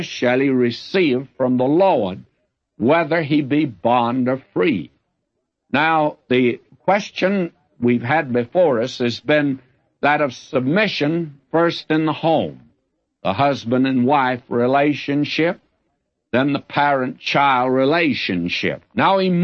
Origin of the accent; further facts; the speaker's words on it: the South, United States; I'm a Southerner